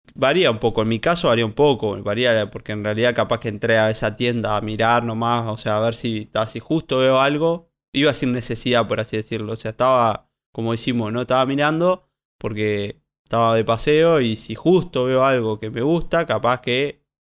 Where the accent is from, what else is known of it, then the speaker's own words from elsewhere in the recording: Colonia Valdense, Colonia, Uruguay; soy de Colonia Valdense